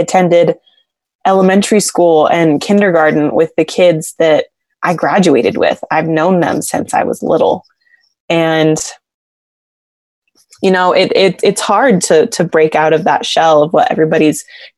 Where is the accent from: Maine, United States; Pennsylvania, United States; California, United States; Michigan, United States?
California, United States; Exeter; moved away as an adult; now in Rexburg, United States; Well, actually Exeter, California